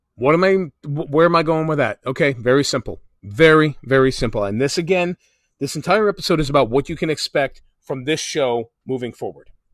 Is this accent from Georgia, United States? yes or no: no; New Jersey, United States; my home state of New Jersey